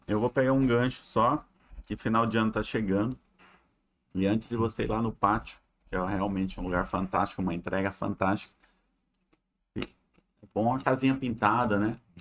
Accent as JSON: {"language": "Portuguese", "region": "Mato Grosso", "country": "Brazil", "also_born_or_lived": "Uberlândia", "moved": "as an adult", "lives_now": "Manaus, Brazil", "said": "sou mato-grossense"}